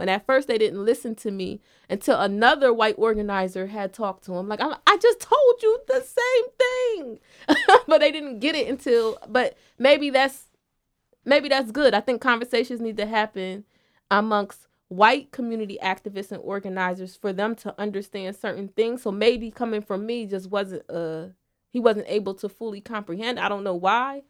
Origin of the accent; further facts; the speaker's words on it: Wilmington, Delaware, United States; I was born and raised in Wilmington.